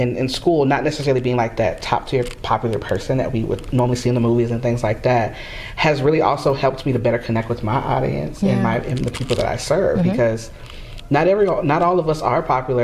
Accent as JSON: {"language": "English", "region": "Florida", "country": "United States", "said": "I'm from Florida"}